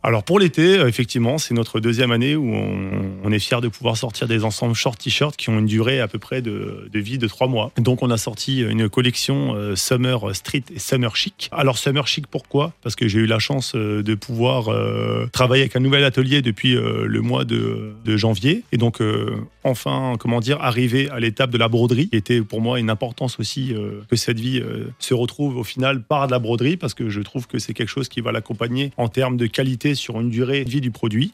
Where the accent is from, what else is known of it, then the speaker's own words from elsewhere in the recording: Strasbourg, Grand Est, France; nous, on vient de Cronenbourg